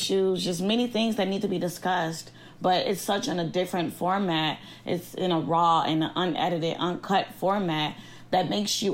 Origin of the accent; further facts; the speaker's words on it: Chicago, Illinois, United States; from Chicago, Illinois